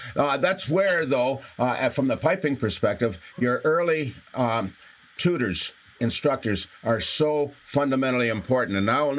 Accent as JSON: {"language": "English", "town": "St. Catharines", "region": "Ontario", "country": "Canada", "tie": "born or raised there", "said": "I started at age 8, and I started in the shop that Hugh McPherson had in St. Catharines at 231 Lake Street."}